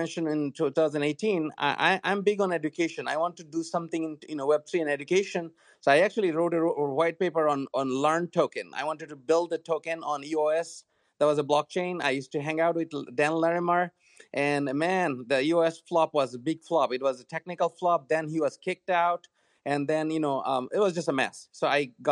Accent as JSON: {"language": "English", "country": "Bangladesh", "second_language": "English", "moved": "as an adult", "lives_now": "United States", "said": "I am from Bangladesh originally. I went to school here."}